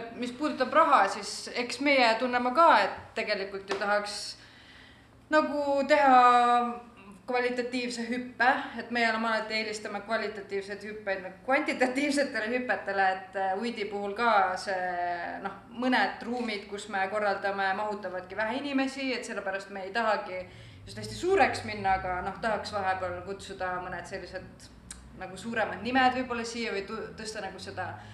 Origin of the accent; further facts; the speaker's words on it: Tallinn, Harju County, Estonia; now in Tartu, Estonia; ma olen tallinlane, aga ma elan Tartus